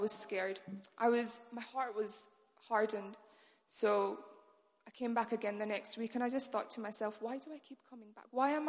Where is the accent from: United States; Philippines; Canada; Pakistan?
Pakistan; now in Manchester, United Kingdom; I'm from First Love Manchester, but originally I'm from Pakistan.